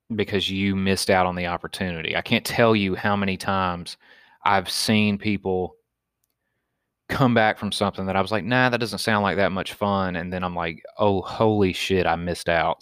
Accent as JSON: {"language": "English", "town": "Wetumpka", "region": "Alabama", "country": "United States", "tie": "born or raised there", "said": "me growing up in Wetumpka, Alabama"}